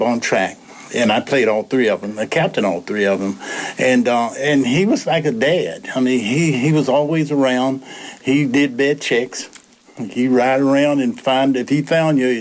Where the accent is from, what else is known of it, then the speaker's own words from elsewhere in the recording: Lynchburg, Virginia, United States; I was born in Lynchburg, here in Lynchburg, and I graduated from Dunbar High School.